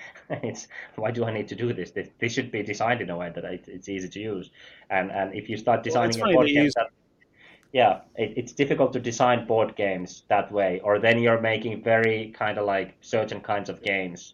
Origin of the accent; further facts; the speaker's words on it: Finland; I'm from Finland